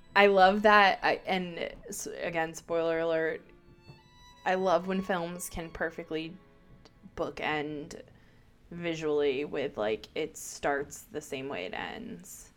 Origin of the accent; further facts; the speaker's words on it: Baltimore, Maryland, United States; accent: Baltimore; my Baltimore accent